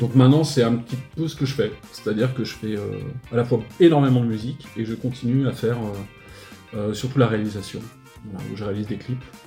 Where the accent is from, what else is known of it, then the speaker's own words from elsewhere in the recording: Paris, Île-de-France, France; moved away as an adult; now in Montpellier, France; au départ, je suis natif de Paris, donc euh, j'ai été à Paris jusqu'à l'âge de 20 ans, et puis en fait, je suis venu m'installer à Montpellier